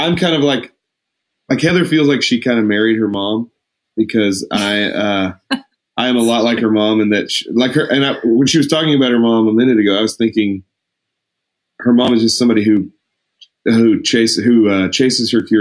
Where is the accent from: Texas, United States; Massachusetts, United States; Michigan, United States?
Texas, United States; Lubbock; I grew up in Lubbock